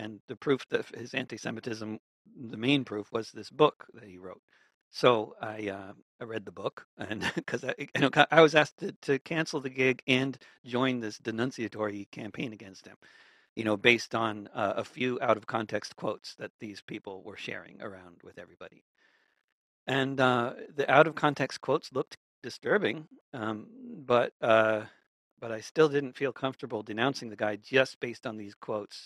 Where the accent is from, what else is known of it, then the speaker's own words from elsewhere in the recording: New York, United States; I grew up among Jews in New York